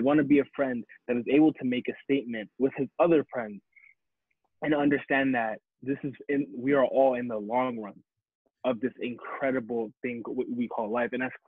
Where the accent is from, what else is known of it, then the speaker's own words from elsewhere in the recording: Addis Ababa, Ethiopia; also born or lived in Phoenix, Arizona; I just wanted to say that I'm from Phoenix, Arizona, and there's not much to rep from there, but mainly I am from Addis Ababa, Ethiopia, which is from the Horn of Africa, if you ever heard of that.